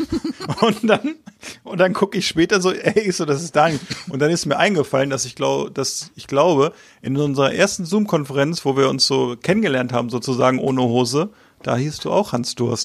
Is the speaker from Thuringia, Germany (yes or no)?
no; Hanover, Lower Saxony, Germany; als Hannoveraner